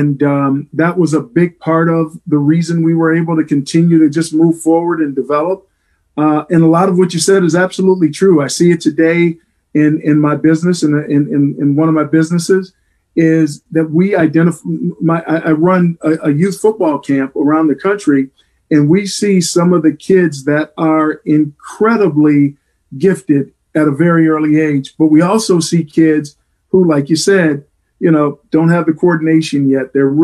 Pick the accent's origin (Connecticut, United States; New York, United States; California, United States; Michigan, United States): Michigan, United States; Flint; moved away as an adult; also born or lived in Toledo, Ohio; I grew up in Flint, Michigan.